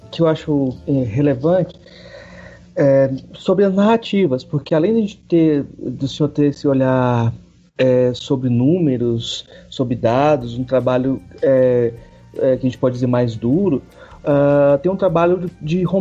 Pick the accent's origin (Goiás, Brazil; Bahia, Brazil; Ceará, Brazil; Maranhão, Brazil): Goiás, Brazil; Jataí; moved away; na minha cidade natal, lá em Jataí